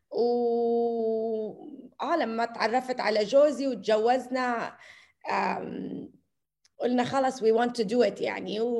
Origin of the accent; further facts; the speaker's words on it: United States; moved away as an adult; أنا من أنا وصغيرة كتير كتير بحب الطبخ وتربيت بأمريكا